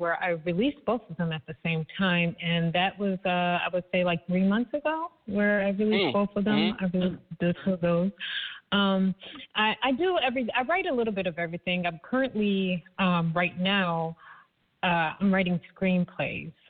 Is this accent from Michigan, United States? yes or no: yes; Michigan, United States; also born or lived in California; I am from Michigan. I lived in Cali for a few, but yes, my hometown is Michigan